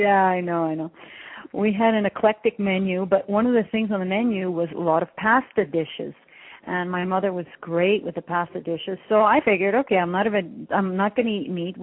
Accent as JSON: {"language": "English", "country": "Canada", "tie": "born or raised there", "said": "I come from Greek parents. I was born in Canada, but I come from Greek parents"}